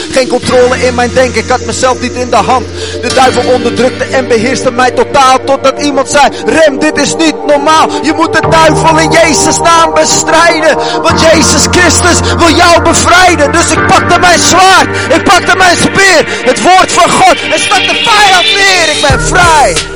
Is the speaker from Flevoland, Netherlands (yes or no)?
no; Heerlen, Limburg, Netherlands; ik kom uit Heerlen. Eh, dus ik ben eh, voorganger van Park City Church in Heerlen.